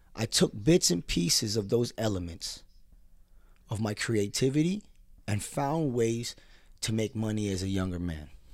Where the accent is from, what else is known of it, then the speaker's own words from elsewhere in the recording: United States; As a Filipino American